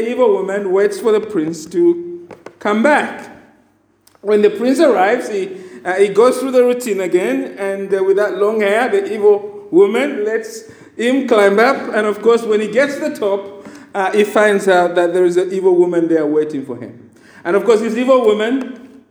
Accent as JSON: {"language": "English", "country": "Zambia", "tie": "born or raised there", "moved": "yes", "said": "I simply never read growing up in Zambia, right? In rural Zambia"}